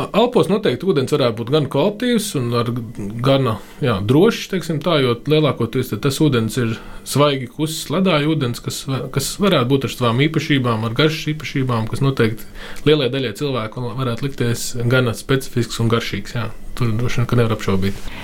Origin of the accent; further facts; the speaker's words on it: Liepāja, Kurzeme, Latvia; moved away as an adult; also born or lived in Riga; mans personīgais piemērs ir visu bērnību dzīvojot Liepājā